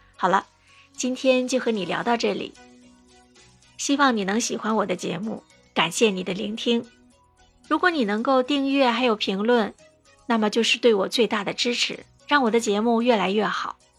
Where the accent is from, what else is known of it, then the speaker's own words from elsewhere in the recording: China; now in Singapore; 身为中国人